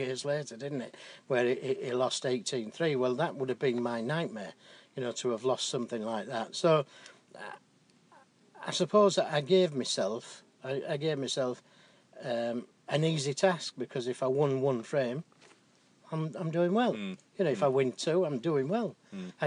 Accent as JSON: {"language": "English", "region": "England", "country": "United Kingdom", "said": "being an Englishman"}